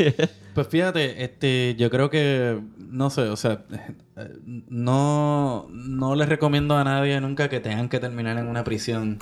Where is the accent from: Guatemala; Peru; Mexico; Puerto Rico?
Puerto Rico; born or raised there